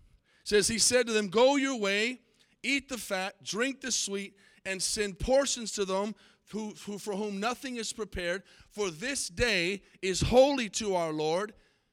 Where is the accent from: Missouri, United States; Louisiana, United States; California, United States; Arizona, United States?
Arizona, United States; Tucson; There was a movie way back in the 80s that was filmed in the city that I grew up in Tucson, Arizona, called Can't Buy Me Love.